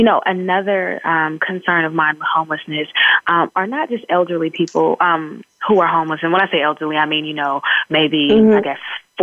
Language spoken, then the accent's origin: English; San Francisco, California, United States; I'm from San Francisco, California